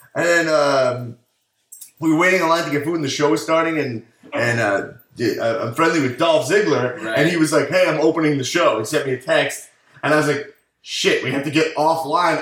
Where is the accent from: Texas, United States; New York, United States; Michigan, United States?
New York, United States; Long Island; moved away as an adult; now in Los Angeles, United States; So I'm from Long Island, New York